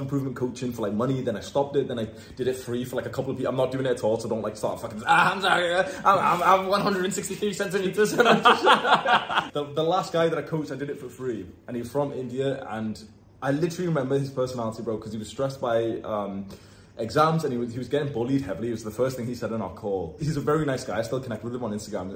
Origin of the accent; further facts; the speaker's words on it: Warrington, North West England, United Kingdom; moved away as an adult; every now and then I come back to my hometown in Warrington